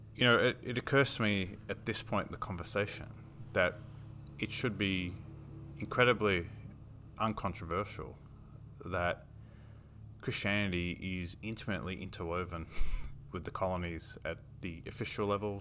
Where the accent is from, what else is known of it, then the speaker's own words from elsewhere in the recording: Sydney, New South Wales, Australia; I was born in Sydney